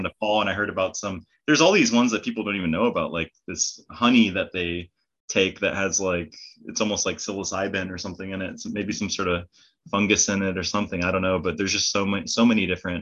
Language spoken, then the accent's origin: English; California, United States; growing up in California